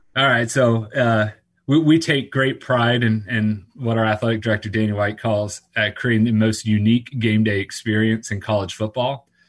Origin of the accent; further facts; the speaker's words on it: Orlando, Florida, United States; growing up around Orlando, when I moved to Orlando